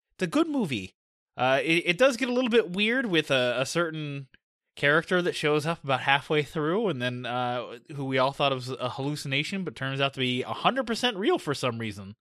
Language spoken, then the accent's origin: English; United States; we're American